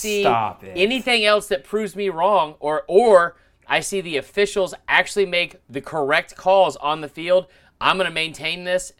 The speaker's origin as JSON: {"language": "English", "region": "Louisiana", "country": "United States", "said": "I'm from Louisiana."}